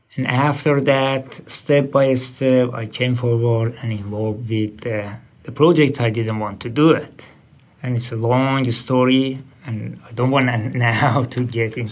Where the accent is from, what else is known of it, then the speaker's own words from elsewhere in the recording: Tehran, Tehran Province, Iran; English is a second language; moved away as an adult; also born or lived in Indonesia / Christmas Island / Sydney; now in Australia; I'm from Iran, uh, capital city Tehran